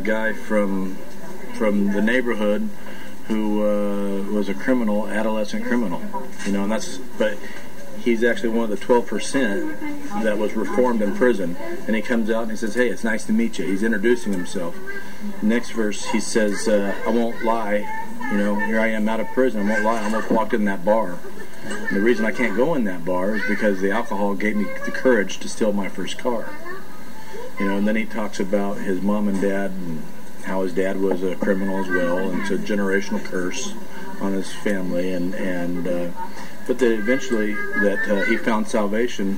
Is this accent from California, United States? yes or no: yes; Oildale, California, United States; I grew up in Oildale, California, which is right outside of Bakersfield.